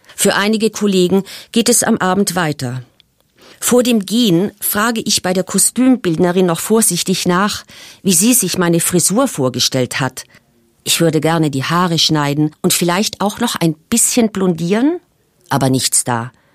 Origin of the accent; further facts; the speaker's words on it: South Tyrol, Trentino-Alto Adige, Italy; bei uns in Südtirol